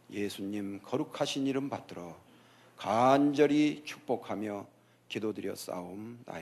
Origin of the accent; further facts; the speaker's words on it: South Korea; now in Southern California, United States; 우리들이 한국에서 태어나